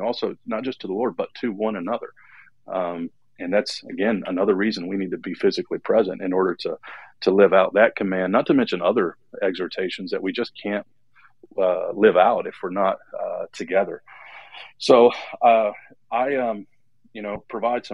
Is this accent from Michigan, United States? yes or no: yes; Detroit, Michigan, United States; I was born in Detroit, and I come from a very blue-collar family